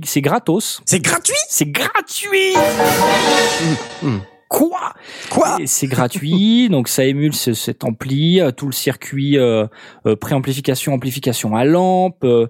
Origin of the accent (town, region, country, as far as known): Nord-Pas-de-Calais, Hauts-de-France, France